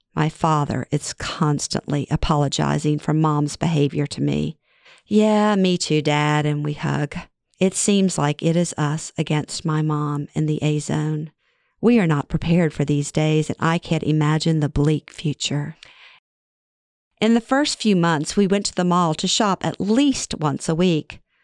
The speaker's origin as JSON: {"language": "English", "region": "Louisiana", "country": "United States", "tie": "born or raised there", "moved": "as an adult"}